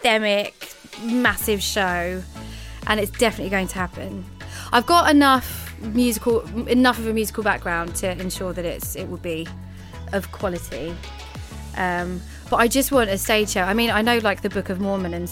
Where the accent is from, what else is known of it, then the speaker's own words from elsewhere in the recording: Thurrock, East of England, United Kingdom; I am from Essex, and actually the worst part of Essex that you can get. A place called Thurrock